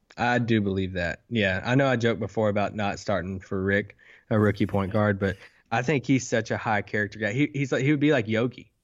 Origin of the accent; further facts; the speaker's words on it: Kentucky, United States; accent: country; I'm from Kentucky